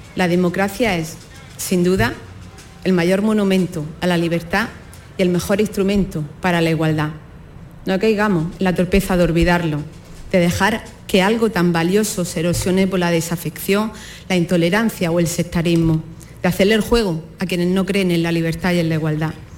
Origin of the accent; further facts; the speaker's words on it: Andalusia, Spain; Nos sentimos tan españoles como andaluces